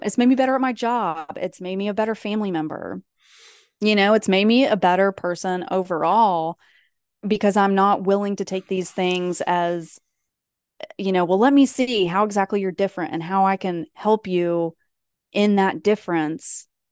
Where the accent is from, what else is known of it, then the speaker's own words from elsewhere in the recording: East Tennessee, United States; moved away; where I'm from, where I grew up in East Tennessee. Anytime I go back home, which is not often